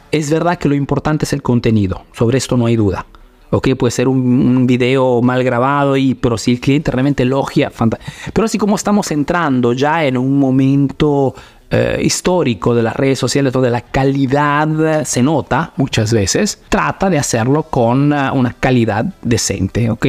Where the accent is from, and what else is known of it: Peru; now in Italy